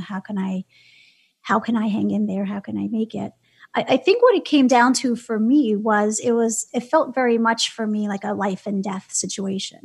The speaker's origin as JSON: {"language": "English", "town": "New York City", "region": "New York", "country": "United States", "tie": "born or raised there", "said": "I'm from Brooklyn. I grew up in New York City"}